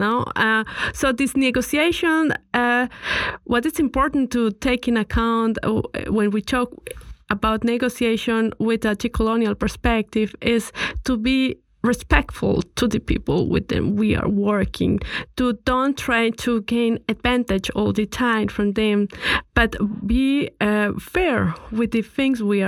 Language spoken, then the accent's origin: English; Colombia; now in Vienna, Austria; I come from Colombia